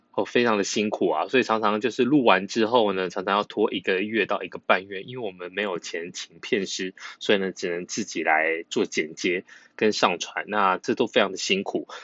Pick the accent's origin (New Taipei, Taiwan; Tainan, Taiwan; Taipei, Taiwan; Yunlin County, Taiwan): Yunlin County, Taiwan; 我们是云林人